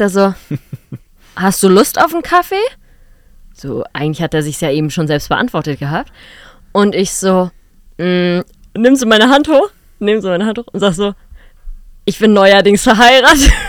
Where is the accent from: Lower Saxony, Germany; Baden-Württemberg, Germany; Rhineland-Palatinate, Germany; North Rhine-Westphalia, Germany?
Lower Saxony, Germany; Lachendorf; also born or lived in Hanover; now in Berlin, Germany; durch das Dorf, wo ich aufgewachsen bin und wo wir unser Haus hatten